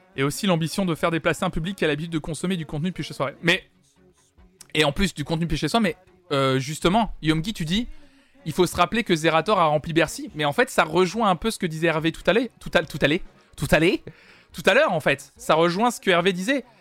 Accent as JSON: {"language": "French", "town": "Nantes", "region": "Pays de la Loire", "country": "France", "said": "je suis de Nantes"}